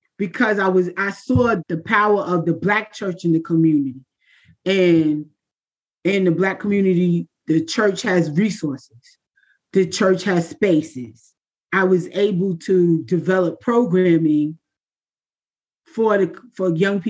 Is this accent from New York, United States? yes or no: yes; New York City, New York, United States; I am from Queens, New York, with a Caribbean background